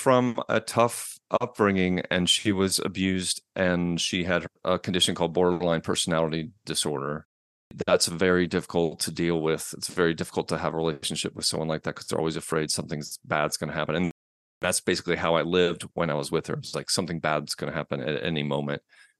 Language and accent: English; Atlanta, Georgia, United States; also born or lived in New York; now in Asheville, United States; Well, originally from New York, but I spent most of my life in Atlanta from the age of seven on. I've just recently moved to Asheville, North Carolina in the mountains.